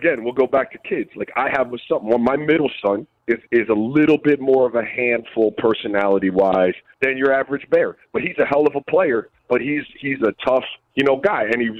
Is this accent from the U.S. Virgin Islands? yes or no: yes; U.S. Virgin Islands; And I grew up in the Virgin Islands, so we didn't get every NBA game at the time.